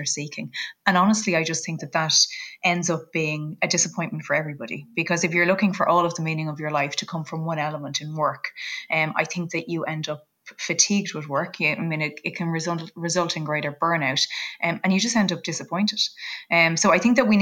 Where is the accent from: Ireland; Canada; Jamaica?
Ireland; we're both Irish